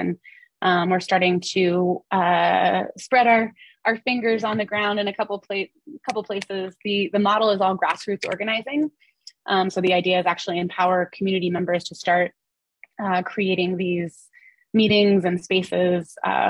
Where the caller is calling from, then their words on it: Asheville, North Carolina, United States; here in North Carolina, I'm calling from Asheville, North Carolina, which is in the western part of the state.